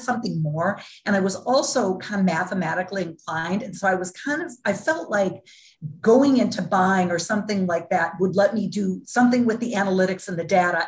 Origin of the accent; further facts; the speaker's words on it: Duluth, Minnesota, United States; I was born and raised in Duluth, Minnesota, small town in Minnesota.